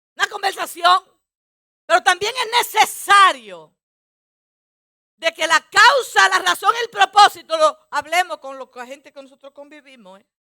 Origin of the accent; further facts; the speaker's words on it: Dominican Republic; Como muchos dominicanos hacemos eso muchas veces.